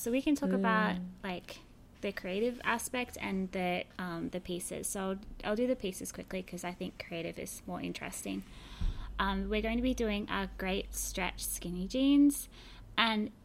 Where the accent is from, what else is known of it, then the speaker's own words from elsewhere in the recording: Australia; now in San Francisco, United States; Don't be confused by my accent. I'm from Australia, but I now live in San Francisco.